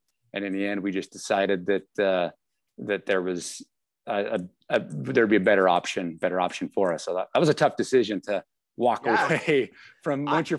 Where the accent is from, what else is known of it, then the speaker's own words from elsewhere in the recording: Salt Lake City, Utah, United States; now in Spokane, United States; I am I grew up in Salt Lake area. I'm now in Spokane